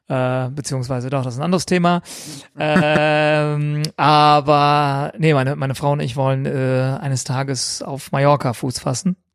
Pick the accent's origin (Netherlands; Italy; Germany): Germany; Düsseldorf, North Rhine-Westphalia; ich bin hauptsächlich in Düsseldorf groß geworden, aber in einem Armee-Ghetto, sage ich mal.